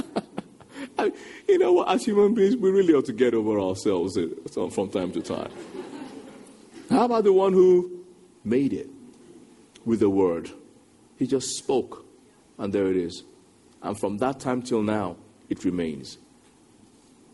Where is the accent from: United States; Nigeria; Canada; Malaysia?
Nigeria; moved away as an adult; now in England; I'm a Nigerian. When I went from Nigeria to England, going back a couple of decades now